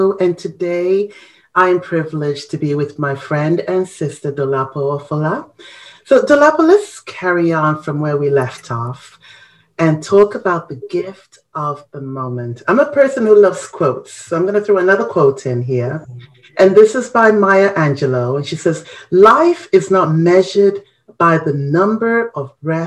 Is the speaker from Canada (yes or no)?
no; Ghana; our culture, you know, as a Ghanaian